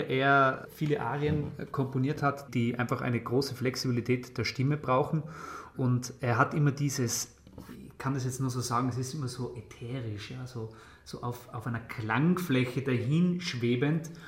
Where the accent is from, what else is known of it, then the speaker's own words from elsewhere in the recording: Tyrol, Austria; bei uns in Tirol